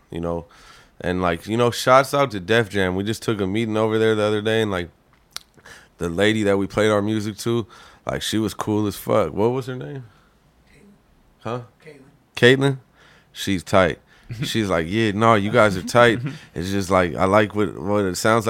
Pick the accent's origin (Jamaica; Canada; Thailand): Canada; moved away; I was from Canada.